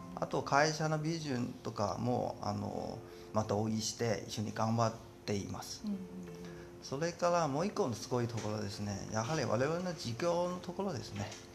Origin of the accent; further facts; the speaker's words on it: Tianjin, China; Japanese is a second language; moved away as an adult; also born or lived in Shanghai; now in Japan; 私中国天津で出身で